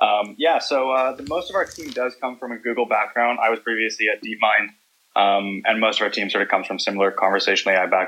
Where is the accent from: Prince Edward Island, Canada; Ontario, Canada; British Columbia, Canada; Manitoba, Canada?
British Columbia, Canada; Vancouver; accent: Canadian; I'm from Vancouver, Canada.